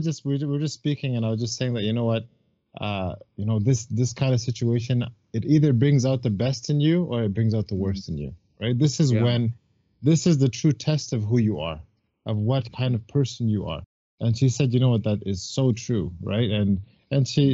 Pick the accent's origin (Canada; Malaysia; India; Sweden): Canada; Burlington, Ontario; I'm from Burlington